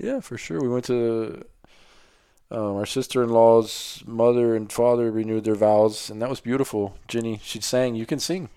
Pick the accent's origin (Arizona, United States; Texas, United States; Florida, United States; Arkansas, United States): Florida, United States; Miami; I grew up in Miami, Florida.